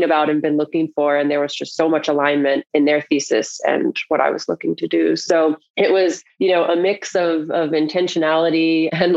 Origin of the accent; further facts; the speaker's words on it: North Carolina, United States; I grew up in North Carolina